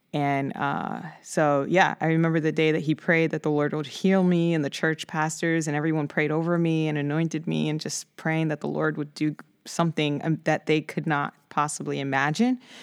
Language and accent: English; New York City, New York, United States; I grew up in the Bronx of New York City, um, born and raised